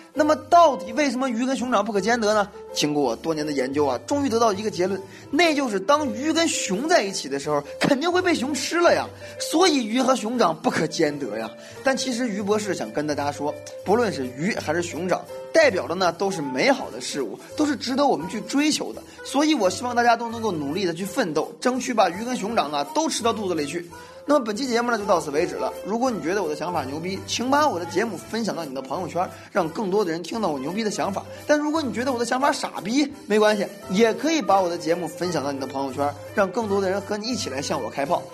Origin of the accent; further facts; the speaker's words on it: China; 我们中国人呢是非常会吃的